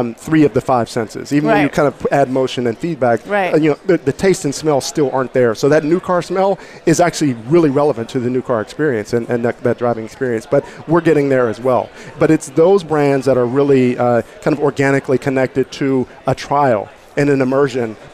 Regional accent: Pittsburgh, Pennsylvania, United States; I'm from Pittsburgh

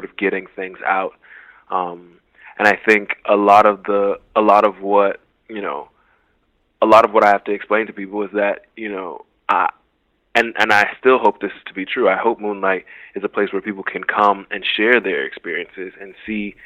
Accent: Miami, Florida, United States; growing up in Liberty City

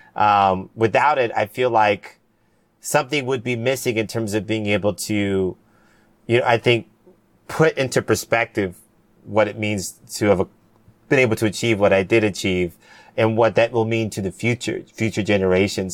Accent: Cayman Islands; I'm from the Cayman Islands. That's where, who, where I'm from.

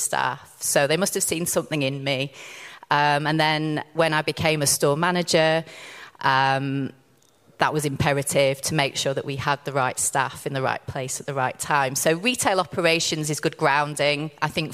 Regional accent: Rotherham, Yorkshire and the Humber, United Kingdom; I worked in my local football club when I was 15. So my hometown is Rotherham United.

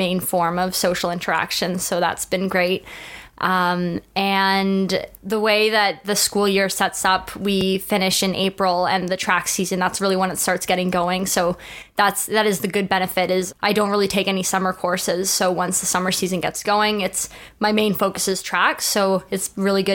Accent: Toronto, Ontario, Canada; moved away as an adult; now in Scotland; Growing up in Toronto and going to high school here

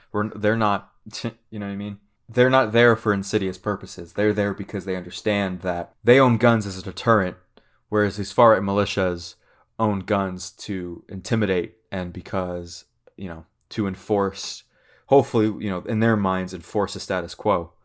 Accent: Central California, United States; I grew up in Central California, fairly liberal

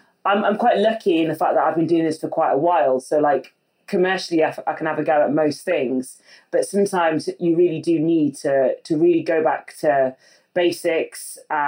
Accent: West Midlands, United Kingdom; I came from the Midlands next to Burton-on-Trent, which is already like, that's kind of like Mecca for beer in the UK.

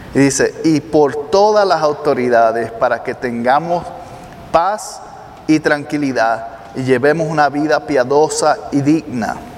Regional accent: Puerto Rico; Yo soy de Puerto Rico

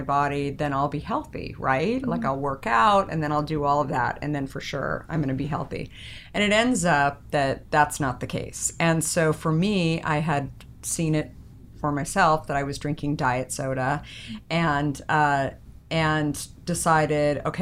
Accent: Arizona, United States; moved away; I grew up in Arizona

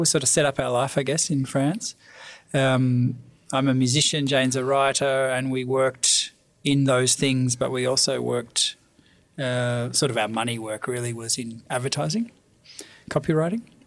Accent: Australia; moved away as an adult; also born or lived in Paris; both being Australian

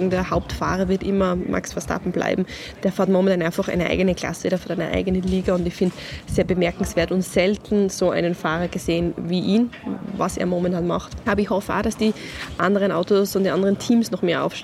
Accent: Austria; ist es aber, was den Sport betrifft, das größte Event, was man sich bei uns in Österreich vorstellen kann.

